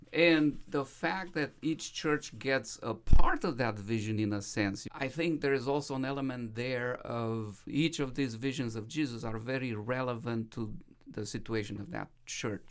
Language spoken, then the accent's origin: English; Romania; moved away as an adult; now in United States; I was growing up in Romania as a minority Seventh-day Adventist, um, child